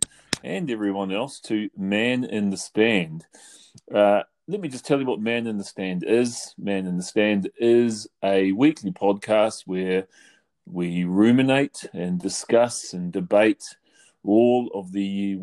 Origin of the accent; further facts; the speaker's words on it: New Zealand; moved away; I'm from New Zealand.